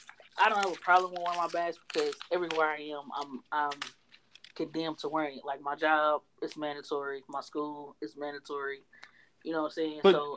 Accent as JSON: {"language": "English", "region": "Texas", "country": "United States", "said": "we are from Texas. We're in Texas."}